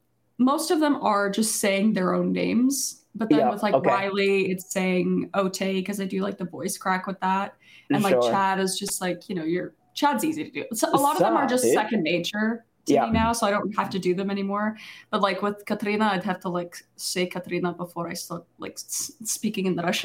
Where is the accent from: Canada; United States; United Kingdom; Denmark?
Canada; Yes, I'm from the Canadians, yes.